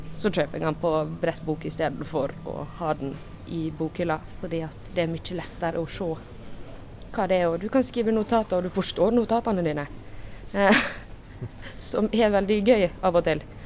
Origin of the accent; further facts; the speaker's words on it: Jølster, Vestland, Norway; Jeg er fra Jølster. Det er en liten plass i Sunnfjord, altså midt i Sogn og Fjordane.